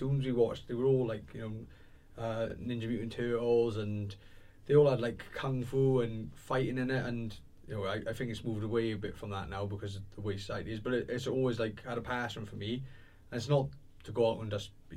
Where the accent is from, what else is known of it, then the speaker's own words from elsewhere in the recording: Swansea, Wales, United Kingdom; I grew up in Townhill in Swansea.